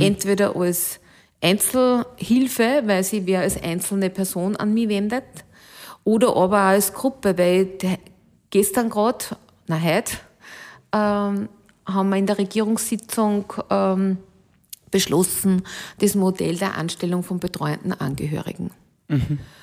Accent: Alkoven, Upper Austria, Austria; meine Heimatgemeinde heißt Alkoven

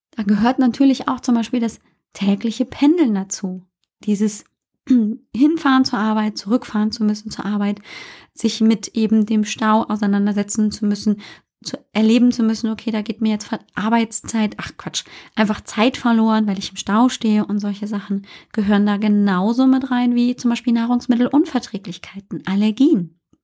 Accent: Germany; accent: German; also born or lived in United States; man hört natürlich immer meinen englischen Akzent, äh, meinen deutschen Akzent

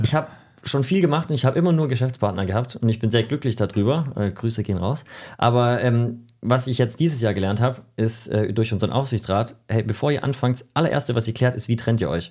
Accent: Germany; ich bin Deutscher

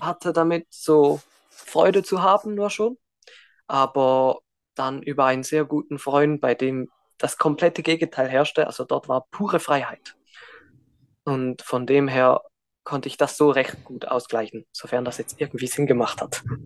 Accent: Switzerland; Und ich bin auch in der Schweiz geboren, in der Schweiz aufgewachsen

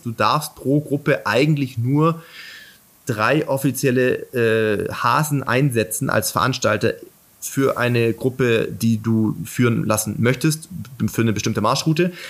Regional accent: Germany; bei uns in Deutschland

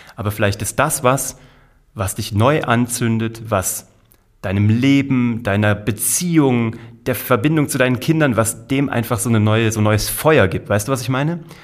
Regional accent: Kassel, Hesse, Germany; Ich war Zauberkünstler in Kassel, wo ich herkomme

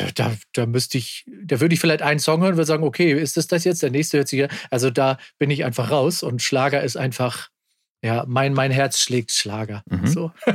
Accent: Kiel, Schleswig-Holstein, Germany; born or raised there

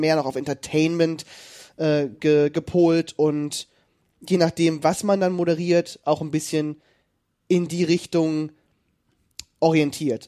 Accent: near Kassel, Hesse, Germany; moved away as an adult; also born or lived in Detmold; ich komme ja ursprünglich aus Hessen, bei der Nähe von Kassel

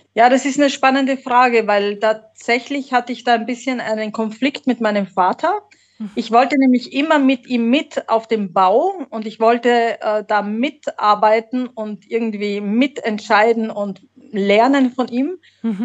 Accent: Graz, Styria, Austria; accent: Austrian; also born or lived in Slovenia / Munich, Germany; now in Mallorca, Spain; geboren, geboren bin ich tatsächlich in Österreich. Man, okay. manche hören es und sagen, ah ja, da ist der österreichische Dialekt. Ja. Aus der Steiermark, aus der wunderschönen Steiermark, aus Graz

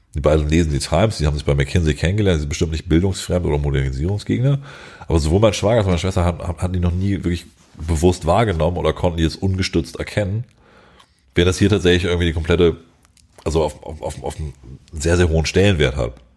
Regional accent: Germany; wir als Deutsche

